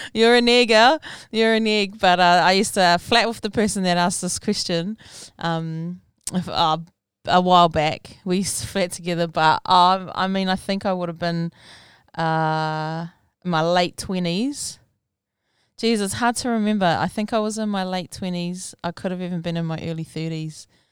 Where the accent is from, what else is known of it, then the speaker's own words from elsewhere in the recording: Rotorua, Bay of Plenty, New Zealand; I was born and raised in Rotorua back in nineteen eighty